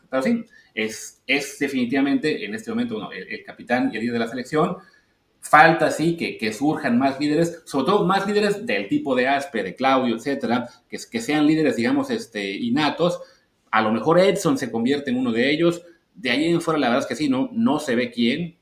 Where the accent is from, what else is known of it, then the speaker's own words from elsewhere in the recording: Mexico; como, prensa mexicana